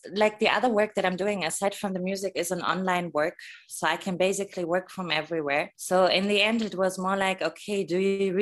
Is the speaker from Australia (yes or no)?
no; Germany; moved away as an adult; also born or lived in Portugal; now in Nigeria; I'm German. I was born and raised in Germany.